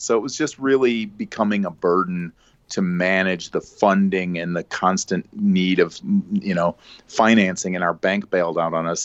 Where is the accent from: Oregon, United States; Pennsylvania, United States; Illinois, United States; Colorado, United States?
Illinois, United States; Chicago suburbs; born and bred in the Chicago suburbs, uh, where I still, uh, reside